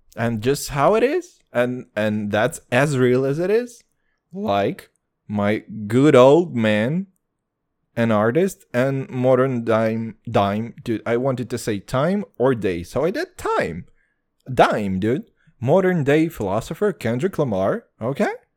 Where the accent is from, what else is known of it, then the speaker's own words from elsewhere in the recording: Kazakhstan; moved away; I'm from Kazakhstan originally